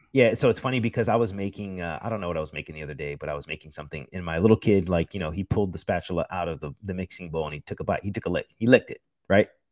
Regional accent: United States; I'm an American

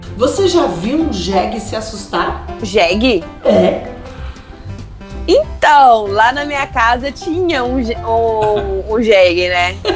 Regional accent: Minas Gerais, Brazil; Como mineiro

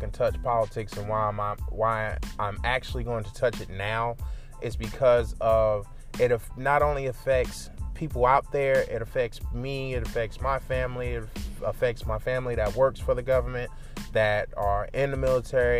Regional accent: New York, United States; now in the American South, United States; I am a New Yorker. But in my blood, I'm a New Yorker

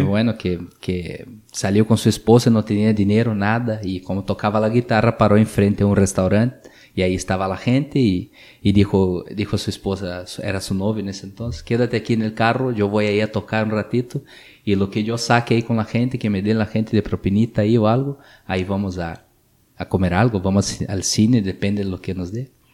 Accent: Brazil; Spanish is a second language; moved away as an adult; Yo salí de Brasil hace, hace como 15 años de mi ciudad

